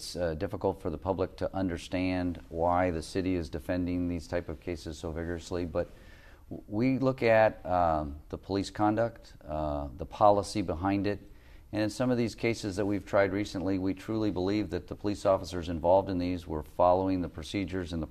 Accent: Long Beach, California, United States; growing up in Long Beach

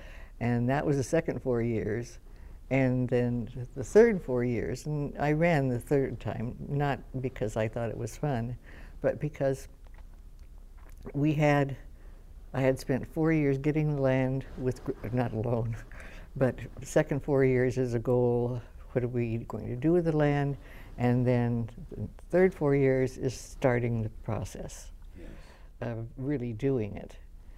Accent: Long Beach, California, United States; I grew up, I was born in Long Beach.

